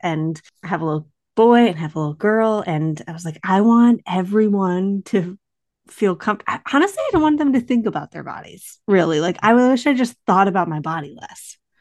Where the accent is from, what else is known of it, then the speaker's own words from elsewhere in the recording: Western New York, United States; moved away; also born or lived in Boston; we are both from Western New York